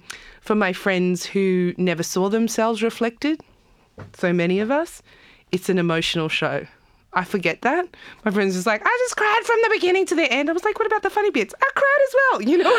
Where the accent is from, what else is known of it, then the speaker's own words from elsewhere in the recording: South Africa; now in Australia; We come from South Africa. We are occupying, you know, coming to occupy an occupied land like Australia where sovereignty hasn't been ceded.